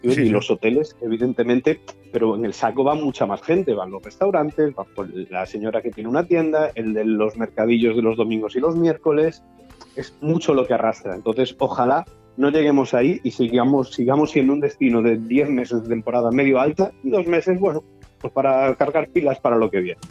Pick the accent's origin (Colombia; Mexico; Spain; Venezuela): Spain; Galicia; now in Benidorm, Spain; yo como buen gallego